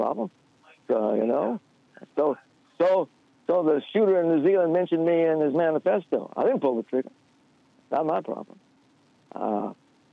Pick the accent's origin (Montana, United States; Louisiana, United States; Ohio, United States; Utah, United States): Louisiana, United States; Baton Rouge; now in Detroit, United States; growing up in Baton Rouge, I was born in 1954